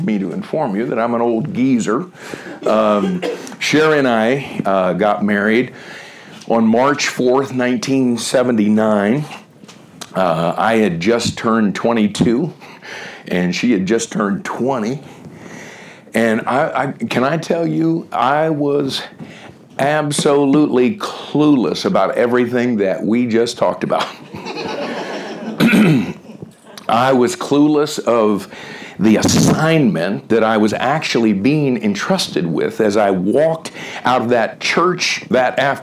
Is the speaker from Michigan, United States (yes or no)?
no; Miami, Florida, United States; moved away as an adult; also born or lived in Southern California / Ohio; I grew up in Miami